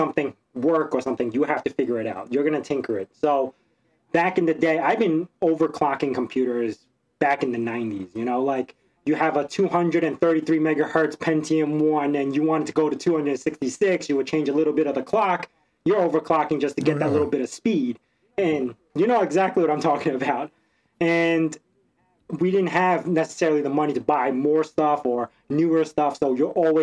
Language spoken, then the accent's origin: English; New York City, New York, United States; moved away as an adult; also born or lived in Hong Kong; now in Long Island, United States; So I grew up in Brooklyn. I lived in Brooklyn.